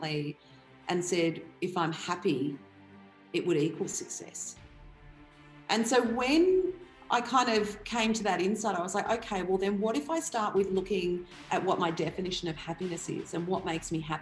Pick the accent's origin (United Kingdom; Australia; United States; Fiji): Australia; Cranbourne, Victoria; also born or lived in Pakenham, Victoria; I grew up on 140 acres in a place, well, in two places, Cranbourne and Pakenham, and both of them are now satellite cities, you know, in two of the biggest growth corridors in Melbourne